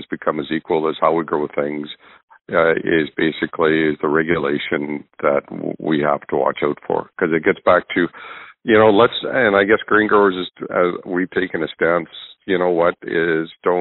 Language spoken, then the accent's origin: English; Northern Alberta, Canada; I'm from Northern Alberta